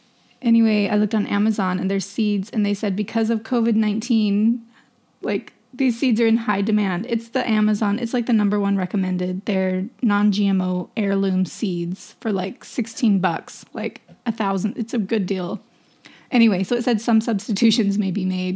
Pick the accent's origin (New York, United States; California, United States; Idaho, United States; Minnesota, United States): Idaho, United States; moved away; I'm from Idaho